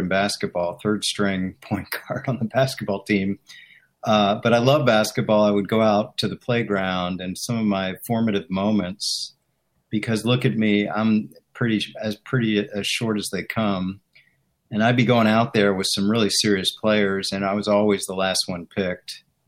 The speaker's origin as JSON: {"language": "English", "town": "Chevy Chase", "region": "Maryland", "country": "United States", "tie": "born or raised there", "also_born_or_lived": "Washington, District of Columbia, United States", "moved": "as an adult", "lives_now": "Philadelphia, United States", "said": "I grew up in Maryland, Chevy Chase, Maryland, right outside the city. But when we were in high school, we actually moved to the city"}